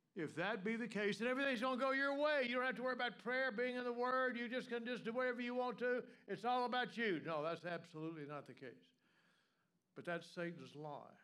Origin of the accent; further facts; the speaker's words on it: the South, United States; moved away; Anybody else here from the South besides me and my wife?